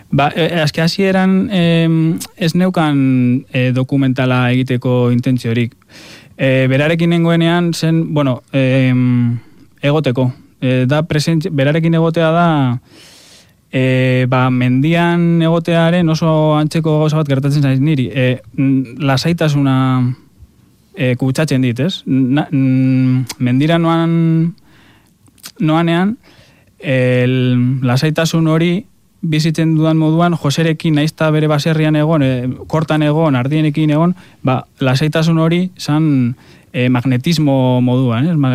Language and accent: Basque; a village near Gorbeia, Basque Country, Spain; hartzentza dago nire herrian oso presente, gorbeia daukagulako hor herrian